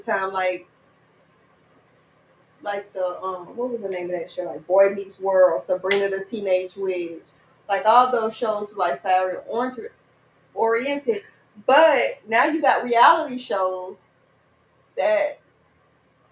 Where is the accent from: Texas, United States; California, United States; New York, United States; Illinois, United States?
Texas, United States; I'm from the country in Texas, so all our family was on the same street